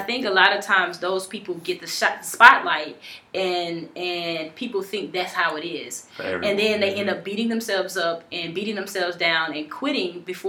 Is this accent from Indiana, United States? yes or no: no; Atlanta, Georgia, United States; now in Los Angeles, United States; If you can tell by the accent, I'm from Atlanta, but I live out here in Los Angeles.